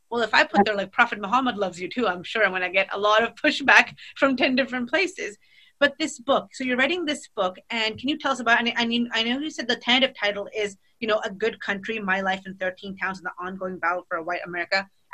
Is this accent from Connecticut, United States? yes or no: no; Boston, Massachusetts, United States; moved away as an adult; now in Texas, United States; growing up in Boston